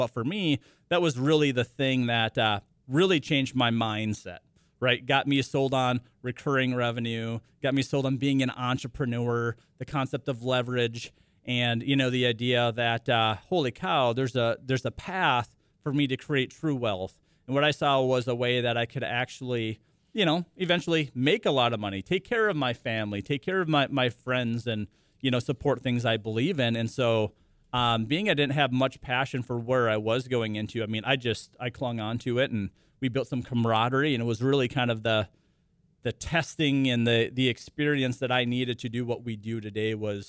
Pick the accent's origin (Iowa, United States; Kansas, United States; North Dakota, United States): North Dakota, United States; Lidgerwood; born or raised there